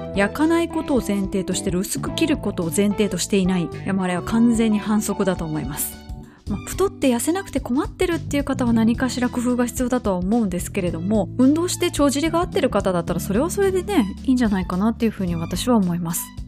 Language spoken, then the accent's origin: Japanese; Kobe, Hyogo, Japan; 実家の須磨